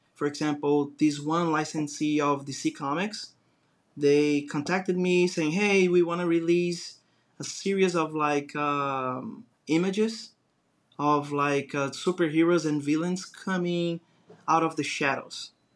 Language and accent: English; Brazil; English is a second language; moved away as an adult; now in United States; I grew up in Brazil watching Bugs Bunny